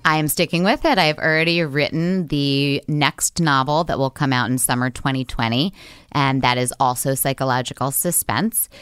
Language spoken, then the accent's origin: English; New York City, New York, United States; I grew up in Manhattan